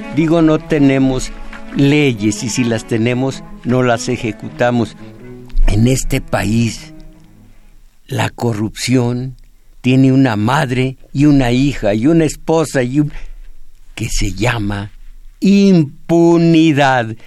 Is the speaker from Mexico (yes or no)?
yes; Mexico; Yo nací en México